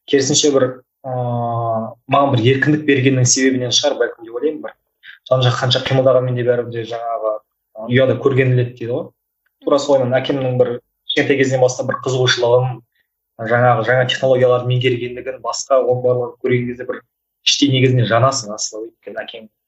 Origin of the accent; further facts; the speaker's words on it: Kyzylorda, Kyzylorda Region, Kazakhstan; мен қызылордаданмын ыыы тоқсан екінші жылғымын